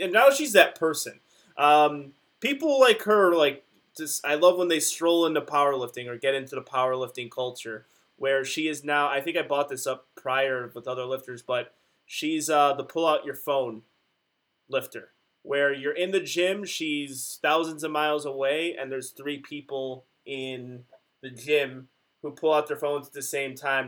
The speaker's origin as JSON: {"language": "English", "town": "Chicago", "region": "Illinois", "country": "United States", "said": "we're from Chicago"}